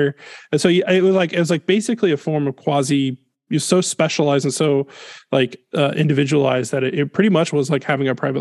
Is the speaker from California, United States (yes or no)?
no; Greenville, South Carolina, United States; moved away as an adult; also born or lived in St. Louis, Missouri / Atlanta / Greer, South Carolina; now in Texas, United States; I grew up in Greenville, South Carolina